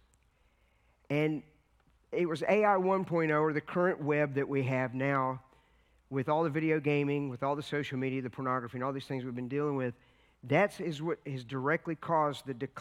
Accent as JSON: {"language": "English", "region": "Virginia", "country": "United States", "said": "we come from Virginia. We live right in the heart of the Appalachian Mountains, which is the Blue Ridge section."}